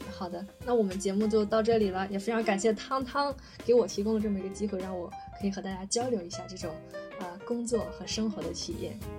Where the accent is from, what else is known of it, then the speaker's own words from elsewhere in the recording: Shandong, China; moved away as an adult; now in Shanghai, China; 我是山东人